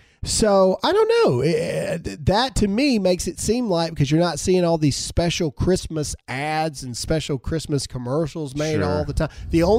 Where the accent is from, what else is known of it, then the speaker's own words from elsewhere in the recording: Caledonia, United States; where we grew up in Caledonia, the post office actually had somebody there that would write back all the letter. But granted, you got to remember where I grew up, there was only like 100 kids.